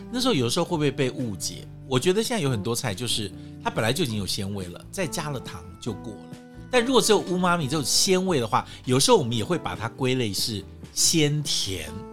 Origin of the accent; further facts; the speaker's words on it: Taipei, Taiwan; 我们台北人